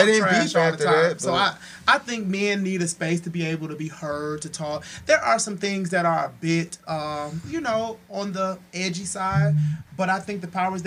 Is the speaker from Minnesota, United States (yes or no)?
yes; Minneapolis, Minnesota, United States; I am from the north side of Minneapolis, born and raised.